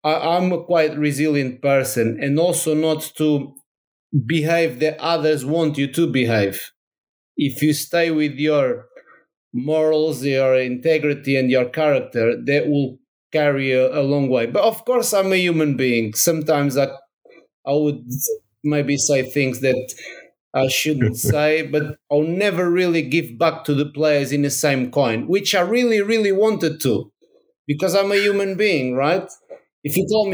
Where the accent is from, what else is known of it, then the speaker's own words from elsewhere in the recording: Portugal; English is a second language; moved away as an adult; now in Brighton, United Kingdom; go back to Portugal.